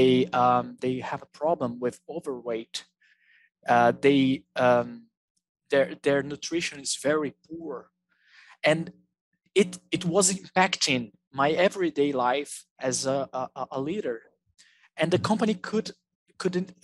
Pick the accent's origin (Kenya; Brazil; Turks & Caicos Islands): Brazil; I'm from Brazil.